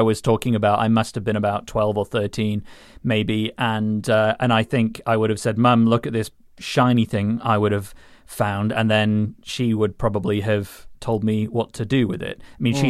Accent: Rotherham, Yorkshire and the Humber, United Kingdom; I mean, I grew up in Rotherham, so it was probably just old knives discarded from local murderers and things like

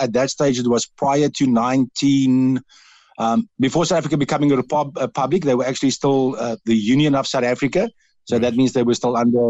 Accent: Netherlands; accent: Dutch; English is a second language; now in Cork, Ireland; I was brought up with all the principles of the Irish, and believe it or not, with my Dutch accent as well, I've got a lot of the sayings

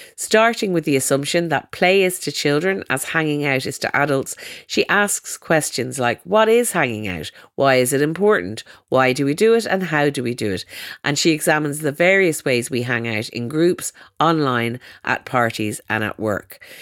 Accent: Ireland; I'm from Ireland

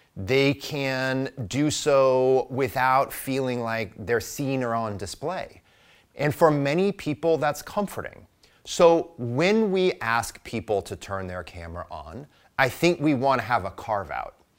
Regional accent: Midwest, United States; I am a Midwesterner

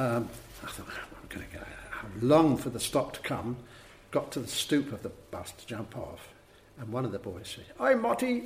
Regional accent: Cambridge, East of England, United Kingdom; I was born in Cambridge

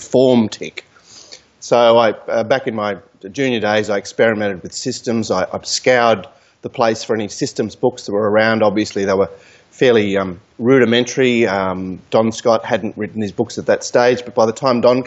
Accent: Australia

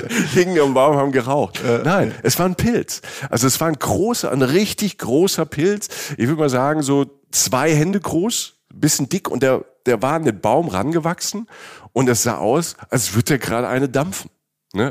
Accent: Southern Germany, Germany; Ich komme ja auch aus Süddeutschland.

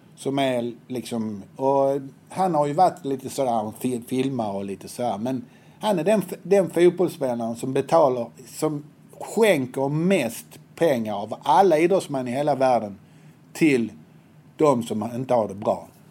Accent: Helsingborg, Skåne, Sweden; Jag är uppväxt på Höga Borg

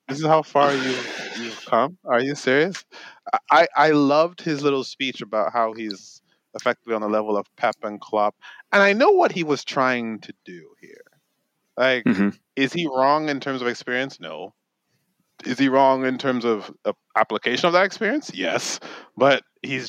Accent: Nigeria; as a Nigerian

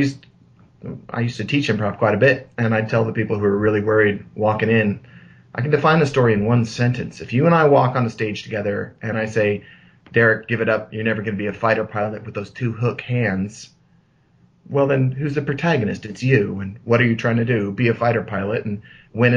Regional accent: Seattle, Washington, United States; moved away; Seattle, born and bred

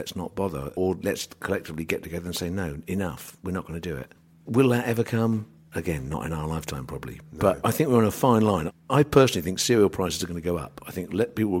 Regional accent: England, United Kingdom; we're English

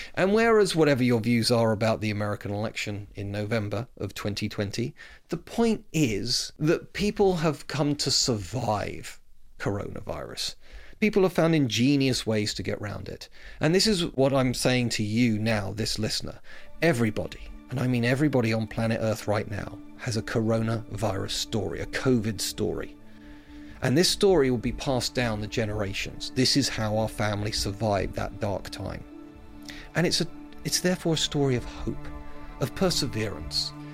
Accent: United Kingdom; I'm proud Brit

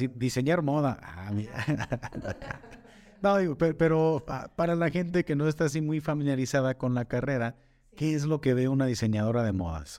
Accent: Atotonilco el Alto, Jalisco, Mexico; moved away as an adult; now in Zapotlanejo, Mexico; Yo soy de Totonilco, Totonilco el Alto, y también por cuestiones de chamba llegué aquí a Zapotlanejo

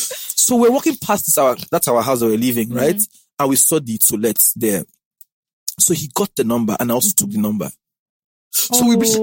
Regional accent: Warri, Delta, Nigeria; You came from Ondo or Akure, you came from Ibadan, I came from Warri.

